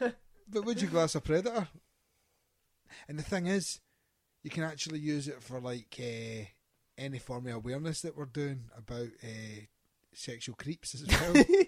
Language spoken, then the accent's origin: English; Scotland, United Kingdom; also born or lived in Dublin, Ireland; I may sound like I'm Scottish because I am Scottish